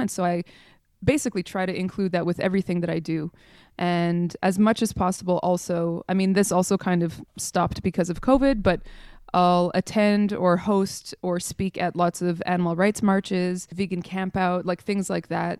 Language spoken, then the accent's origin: English; Montreal, Quebec, Canada; moved away as an adult; now in Europe; I was born in Montreal, in Canada.